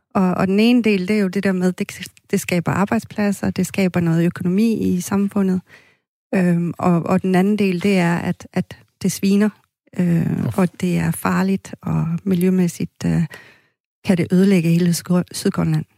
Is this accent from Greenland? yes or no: yes; Maniitsoq, Greenland; also born or lived in Fairbanks, Alaska / Aarhus; now in Skanderborg, Denmark; Jeg er født i Manito, som øh, var det, der hed Sukkertoppen